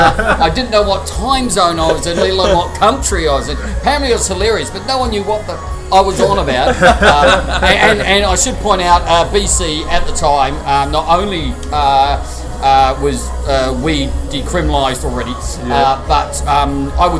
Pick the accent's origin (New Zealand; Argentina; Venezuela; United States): New Zealand; moved away; as a New Zealander